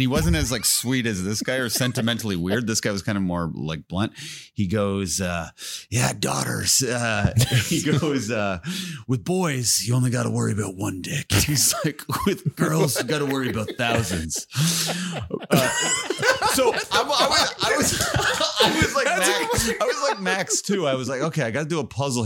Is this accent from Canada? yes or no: yes; Canada; I'm from Canada